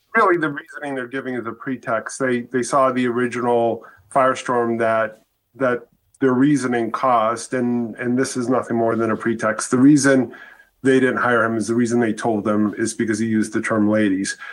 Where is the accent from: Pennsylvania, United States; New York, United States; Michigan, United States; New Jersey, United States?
Michigan, United States; Detroit; I grew up in Detroit